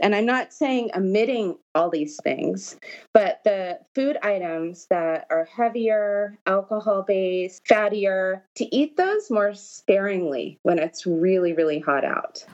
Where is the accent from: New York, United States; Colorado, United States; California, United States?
California, United States; Los Angeles; I grew up in Los Angeles. That's where I'm originally from